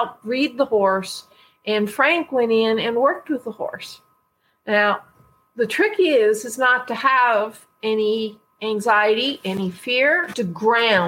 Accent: Canada; I'm from Canada

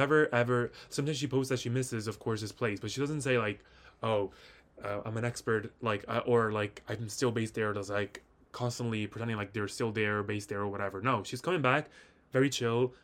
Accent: Italy; moved away; I personally don't live in Italy anymore

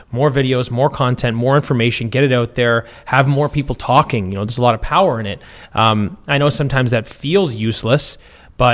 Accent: Orillia, Ontario, Canada; moved away; I grew up up in Orillia, Peckerwood from the bush.

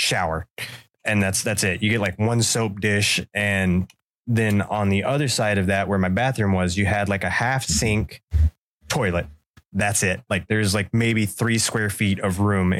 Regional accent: Central Florida, United States; I grew up in Central Florida

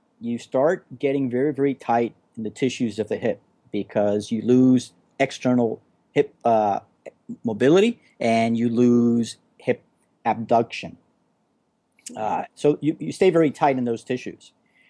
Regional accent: Florida, United States; also born or lived in California; I've been a Florida guy all my life and kind of bi-coastal, really. Between here in California, but I've never experienced that kind of winter before.

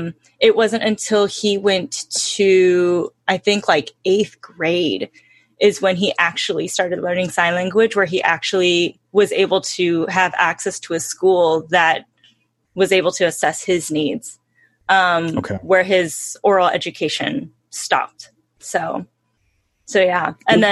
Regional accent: Hemet, California, United States; also born or lived in Ventura, California; I grew up in Hemet.

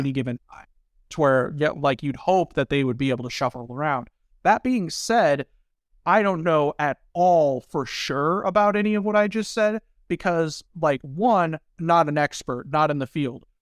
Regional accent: Southern Indiana, United States; I grew up in Indiana

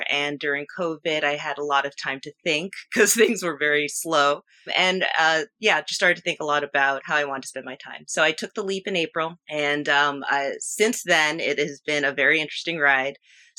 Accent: Nyack, New York, United States; I am from Nyack, New York, which is in the Hudson Valley region of New York. I'm about 20 miles north of the George Washington Bridge.

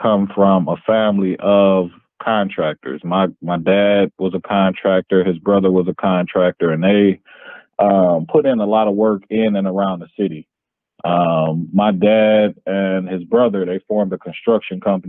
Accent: Yellow Springs, Ohio, United States; It's called Yellow Springs, Ohio. Same town as Dave Chappelle

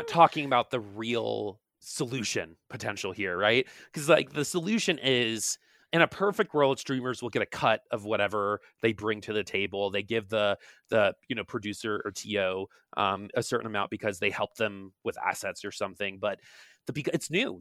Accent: East Coast, United States; moved away; I'm from the East Coast originally

